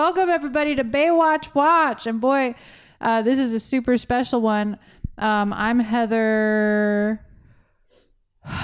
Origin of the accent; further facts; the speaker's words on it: Florida, United States; We're from Florida.